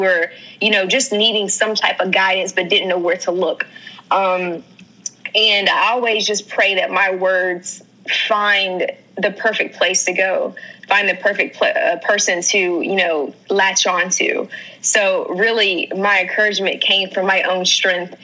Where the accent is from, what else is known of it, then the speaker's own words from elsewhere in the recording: North Carolina, United States; I am from North Carolina. I am a country girl at heart.